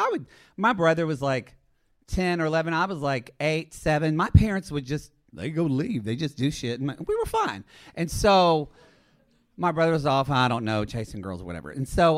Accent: Oklahoma, United States; So I'm originally from Southern Oklahoma.

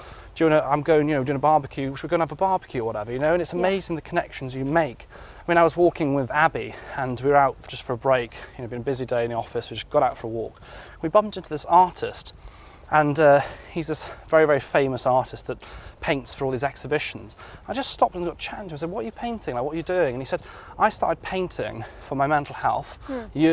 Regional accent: Wales, United Kingdom; growing up in Wales, in countryside

